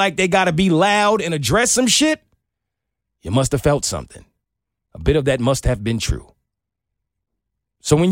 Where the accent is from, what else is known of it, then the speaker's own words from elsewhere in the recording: New York, United States; growing up in New York